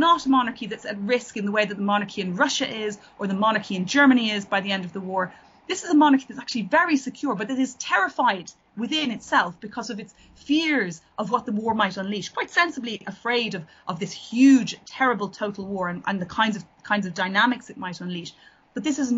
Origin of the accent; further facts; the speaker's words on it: Ireland; now in England; as an Irish writer living in England